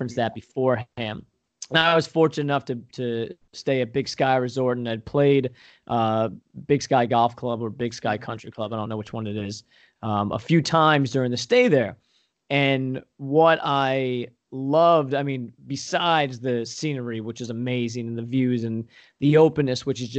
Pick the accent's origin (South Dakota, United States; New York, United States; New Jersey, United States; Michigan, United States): New York, United States; Long Island; now in Pennsylvania, United States; I grew up on Long Island, right? Super heavily populated place